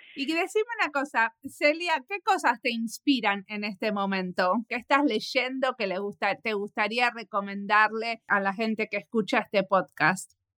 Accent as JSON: {"language": "Spanish", "region": "Buenos Aires", "country": "Argentina", "moved": "yes", "said": "Soy, porteña"}